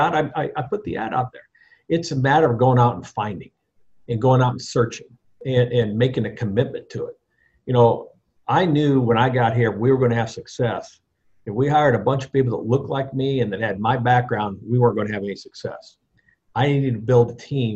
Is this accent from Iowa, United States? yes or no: yes; Iowa, United States; moved away as an adult; now in New Orleans, United States; I lived in Iowa every day of my life before I came to New Orleans at the age of 49